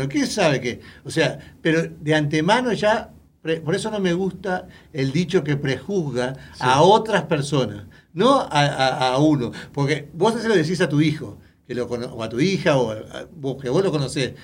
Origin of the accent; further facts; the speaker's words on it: Uruguay; now in United States; Yo soy uruguayo